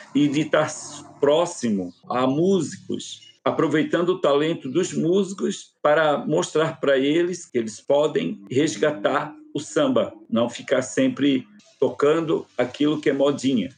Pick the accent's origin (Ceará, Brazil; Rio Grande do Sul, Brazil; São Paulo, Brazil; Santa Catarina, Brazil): Santa Catarina, Brazil; Florianópolis; Eu nasci em 1970, nasci no Morro da Caixa, em Florianópolis